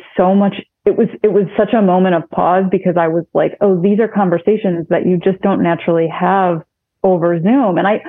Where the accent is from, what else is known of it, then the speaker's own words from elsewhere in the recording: Syracuse, New York, United States; now in Rochester, United States; I grew up in Syracuse